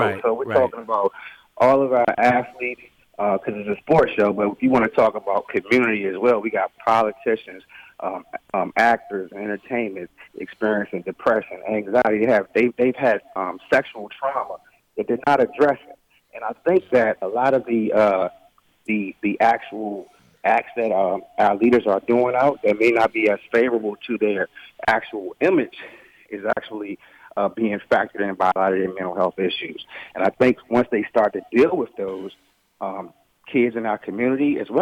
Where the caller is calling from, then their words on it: Delaware, United States; also born or lived in Maryland; Well, I'm actually calling from Delaware by way of Maryland.